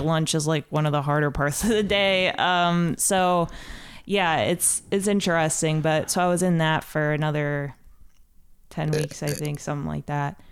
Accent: Ohio, United States; moved away as an adult; also born or lived in Columbus, Ohio; now in Chicago, United States; I'm from Ohio originally, and I went to school in Columbus.

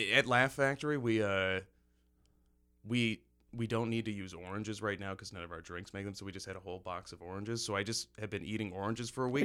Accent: Cortland, New York, United States; now in Chicago, United States; I, I grew up there for, I think, like, twelve, thirteen years, fifteen years

